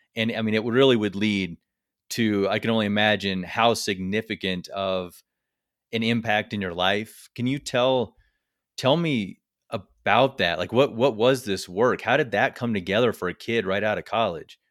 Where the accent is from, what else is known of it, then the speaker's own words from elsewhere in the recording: Missouri, United States; I'm actually from Missouri